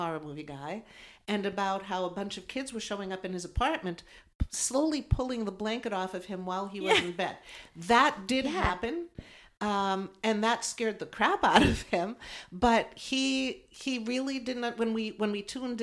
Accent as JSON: {"language": "English", "region": "East Coast", "country": "United States", "said": "We're from the East Coast"}